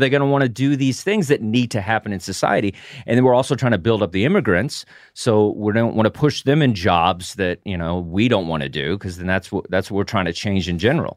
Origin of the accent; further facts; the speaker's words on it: the South, United States; I come from the South.